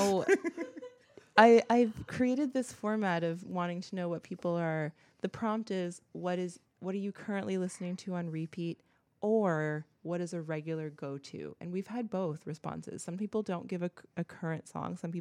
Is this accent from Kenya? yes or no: no; Canada; I'm Canadian.